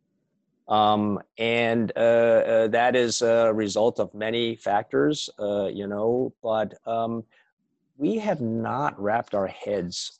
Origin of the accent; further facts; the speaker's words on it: United States; I was born in the States, and my parents were immigrants from Taiwan.